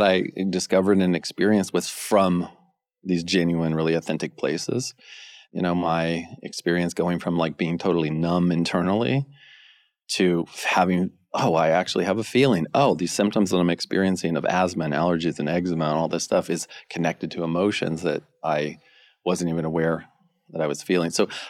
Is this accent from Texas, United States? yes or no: no; California, United States; I grew up in Northern California, skating, surfboard, surfing, skateboarding, and doing sports and stuff.